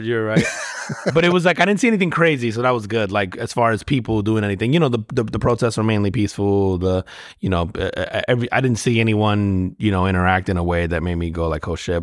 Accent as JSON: {"language": "English", "country": "United States", "said": "as an American"}